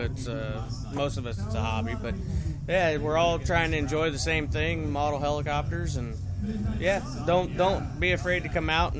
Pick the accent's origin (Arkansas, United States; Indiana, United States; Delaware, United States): Indiana, United States; Muncie; also born or lived in Anderson, Indiana; now in Phoenix, United States; I'm originally from here, Muncie.